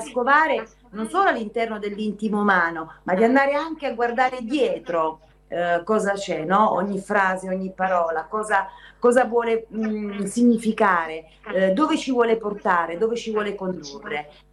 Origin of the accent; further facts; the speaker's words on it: province of Salerno, Campania, Italy; mio paese d'origine in provincia di Salerno